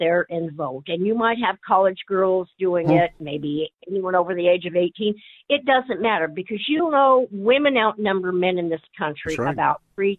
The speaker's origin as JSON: {"language": "English", "region": "Nebraska", "country": "United States", "said": "I'm from Nebraska."}